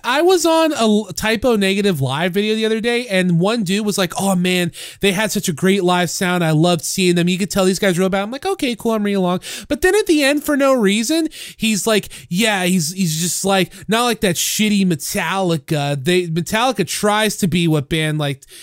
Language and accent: English; St. Louis, Missouri, United States; I grew up with them in St. Louis